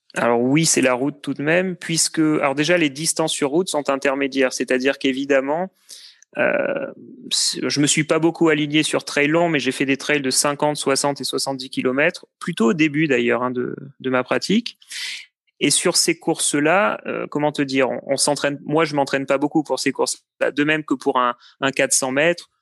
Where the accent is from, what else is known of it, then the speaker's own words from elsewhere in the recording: Cannes, Provence-Alpes-Côte d'Azur, France; moved away as an adult; also born or lived in Lyon / Paris; now in Blois, France; je suis né à Cannes, j'ai vécu sur la côte d'Azur pendant pas mal de temps